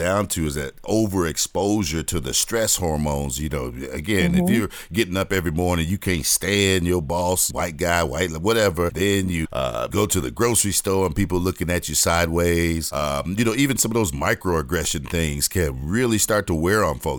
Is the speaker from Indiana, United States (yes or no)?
yes; Gary, Indiana, United States; growing up in Gary, Indiana, the mayor looked like me